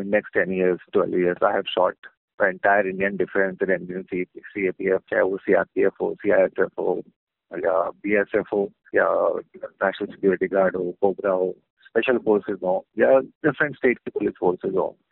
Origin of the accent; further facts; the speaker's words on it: Agra, Uttar Pradesh, India; मैं आगरा शहर से हूँ और वहाँ कंटोनमेंट एरिया में रहता था